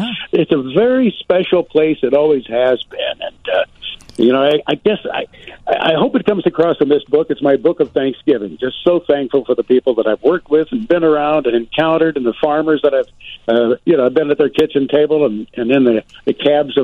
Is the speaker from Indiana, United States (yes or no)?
yes; southern Indiana near Kentucky, United States; moved away; I grew up near Kentucky.